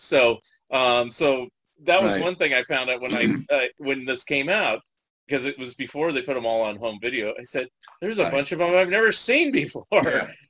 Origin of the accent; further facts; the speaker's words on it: San Jose, California, United States; also born or lived in San Francisco; I grew up in Northern California, so San Jose area, and I lived in San Francisco for a number of years.